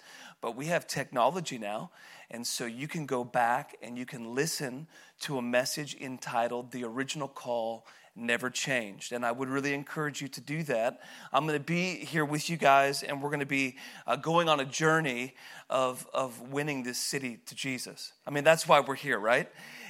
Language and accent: English; Woodland, Washington, United States; So I grew up in Woodland. I was supposed to be here.